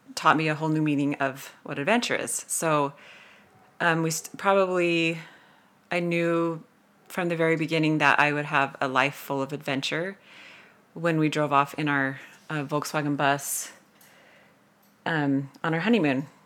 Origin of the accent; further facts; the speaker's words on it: St. George, Utah, United States; I'm from Saint George, Utah, and, uh, came from a family who was always super active at getting outside